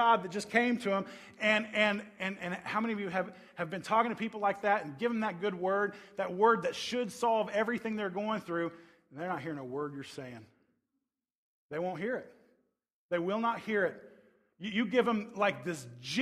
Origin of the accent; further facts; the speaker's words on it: Tornado Alley, United States; I grew up in the Tornado Alley